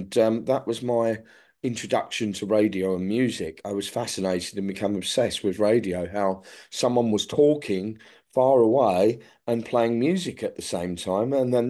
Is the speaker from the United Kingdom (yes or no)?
yes; London, United Kingdom; I was born in the 60s. I grew up in the 1970s. What was London like? Exciting.